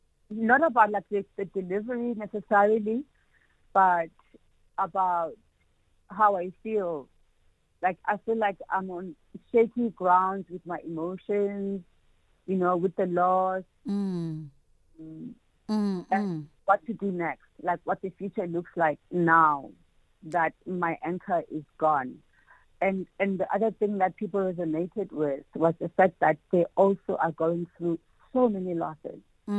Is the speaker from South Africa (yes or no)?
yes; Eastern Cape, South Africa; Because, you know, I'm from the Eastern Cape.